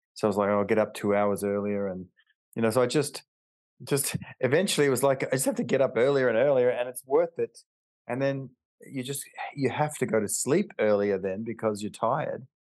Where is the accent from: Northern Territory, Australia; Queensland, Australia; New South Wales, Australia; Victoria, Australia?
Northern Territory, Australia; Alice Springs; I grew up in Alice Springs, which is in the outback, like the real outback